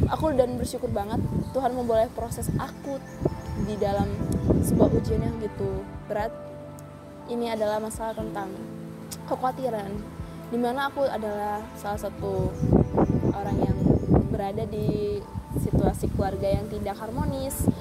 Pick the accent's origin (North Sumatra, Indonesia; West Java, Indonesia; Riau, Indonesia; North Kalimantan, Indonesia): North Sumatra, Indonesia; kalau saya orang Batak tuh secara adat tempat tinggal dan lain sebagainya